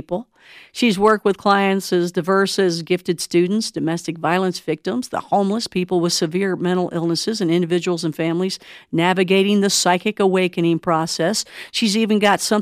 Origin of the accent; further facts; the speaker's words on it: Kentucky, United States; moved away; I'm originally from Kentucky